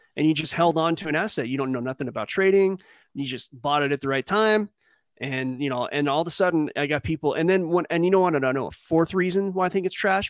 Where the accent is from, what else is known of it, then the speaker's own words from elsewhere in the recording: California, United States; we don't say Cali